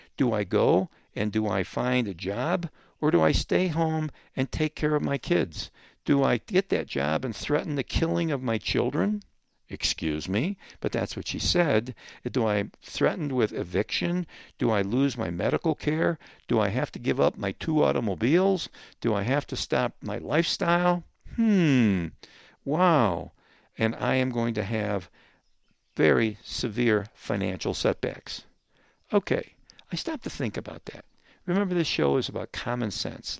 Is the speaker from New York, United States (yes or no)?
yes; Rochester, New York, United States; I come from Rochester, New York